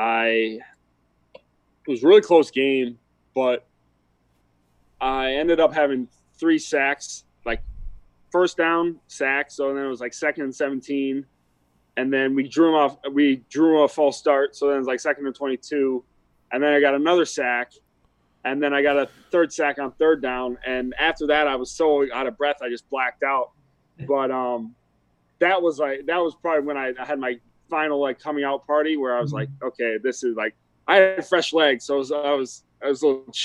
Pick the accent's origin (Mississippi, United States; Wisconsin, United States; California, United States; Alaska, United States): Wisconsin, United States; I grew up in Wisconsin